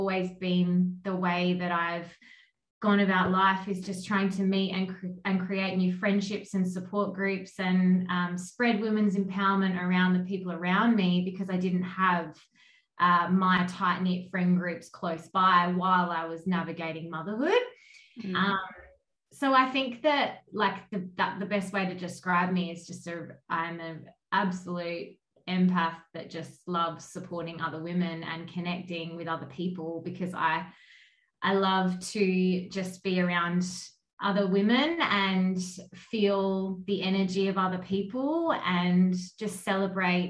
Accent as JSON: {"language": "English", "area": "Kangaroo Island", "region": "South Australia", "country": "Australia", "also_born_or_lived": "Adelaide", "moved": "yes", "said": "I'm from Kangaroo Island, so country girl at heart"}